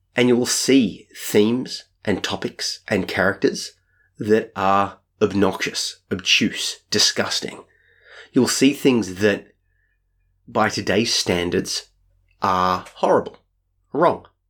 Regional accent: Australia; I'm Australian

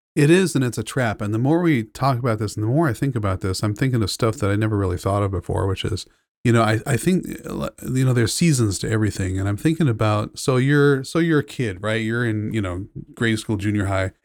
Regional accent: Southern California, United States; also born or lived in San Francisco, United States; I grew up in Southern California

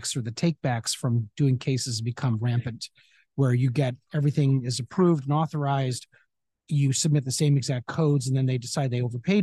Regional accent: Chicago, Illinois, United States; moved away as an adult; also born or lived in Cleveland, Ohio / Phoenix, Arizona; now in Santa Monica, United States; I grew up in Chicago

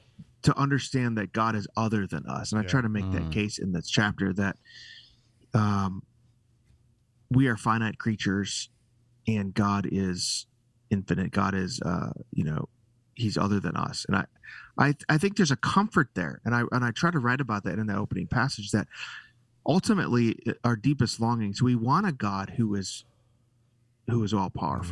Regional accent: Chicago, Illinois, United States; now in Texas, United States; I'm a Chicagoan.

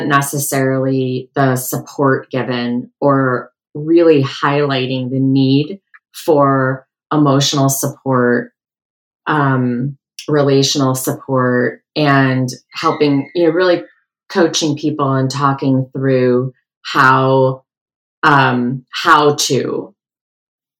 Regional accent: outside of Detroit, Michigan, United States; I grew up outside of Detroit

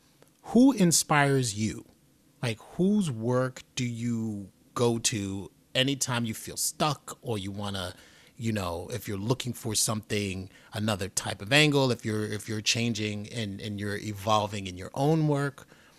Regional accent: Bronx, New York, United States; Growing up in the Bronx and seeing Flash, as I talked about in the beginning, jack into the streetlights for power to power on his turntables, I didn't think that was a big deal.

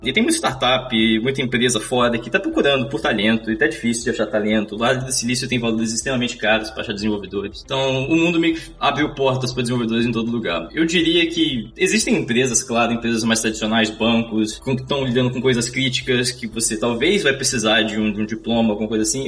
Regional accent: Vitória, Espírito Santo, Brazil; moved away as an adult; also born or lived in Vila Velha; now in Amsterdam, Netherlands; eu morei boa parte da minha vida na região da Grande Vitória, em Vitória Espírito Santo, Vila Velha ali naquela região

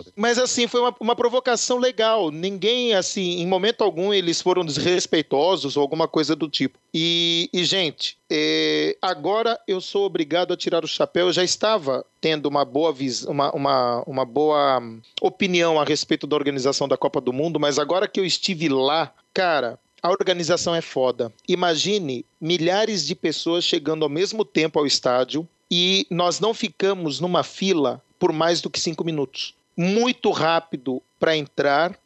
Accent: Brazil; como bom brasileiro

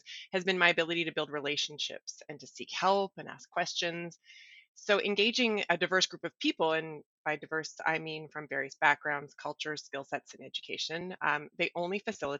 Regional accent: Ottawa, Ontario, Canada; I grew up in Ottawa, downtown Ottawa, Lower Town to be exact.

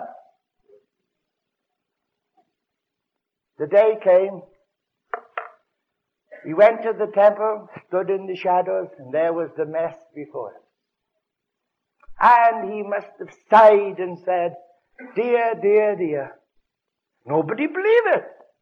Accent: Wales, United Kingdom; moved away; I'm a Welshman. When I lived in Wales

